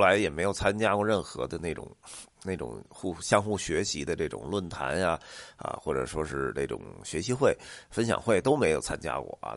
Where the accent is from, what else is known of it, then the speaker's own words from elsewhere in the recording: Beijing, China; 像咱们北京人啊